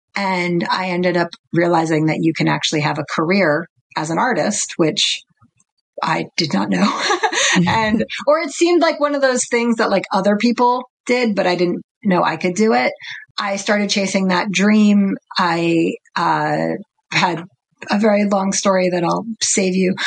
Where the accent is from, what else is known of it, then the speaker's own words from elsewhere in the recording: New York, United States; I was born in Manhattan and I grew up in New York